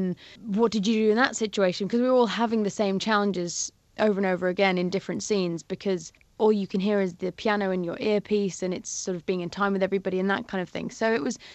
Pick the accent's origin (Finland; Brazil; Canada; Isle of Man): Isle of Man; growing up in the Isle of Man, it's so beautiful